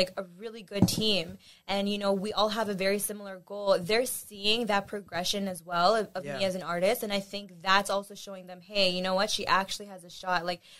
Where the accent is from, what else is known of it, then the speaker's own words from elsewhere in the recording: Pakistan; So I'm Pakistani.